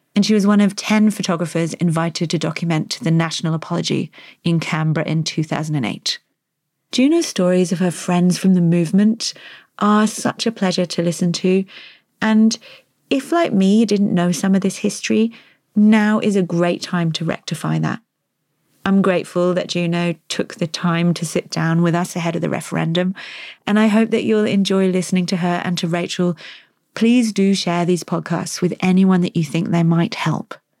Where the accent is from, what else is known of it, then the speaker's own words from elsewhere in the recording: United Kingdom; moved away as an adult; now in Australia; as a new arrival in this country relatively, I'm British